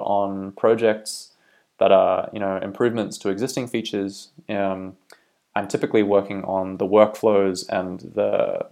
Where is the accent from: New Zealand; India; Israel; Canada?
New Zealand; also born or lived in Australia / United Kingdom; now in Belfast, United Kingdom; I am originally from New Zealand, but have lived for a long time in Australia as well, and recently moved to the UK as well.